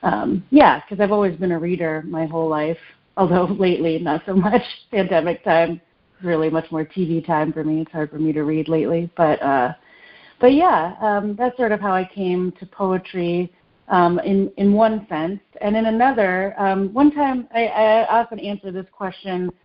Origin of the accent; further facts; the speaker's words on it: Nashville, Tennessee, United States; also born or lived in Detroit, Michigan; I was born in the suburbs of Detroit and grew up in the suburbs of Nashville mostly, and also in the city of Nashville